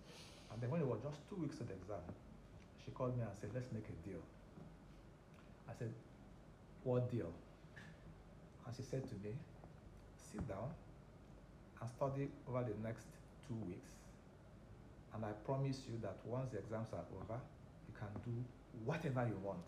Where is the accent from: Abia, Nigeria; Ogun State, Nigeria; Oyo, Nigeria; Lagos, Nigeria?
Abia, Nigeria; Aba; I grew up in Aba.